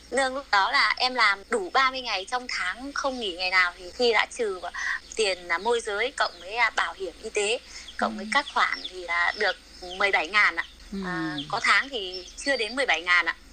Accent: Đoan Hùng, Phú Thọ, Vietnam; moved away as an adult; also born or lived in Chiayi, Taiwan; em quê ở đoạn Hùng Phú Thọ

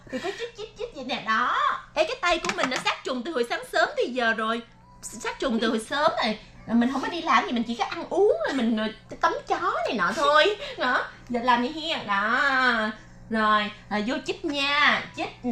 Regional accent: Vietnam; now in Taiwan; em là người Việt Nam cho nên là em đi về Việt Nam em học xong rồi

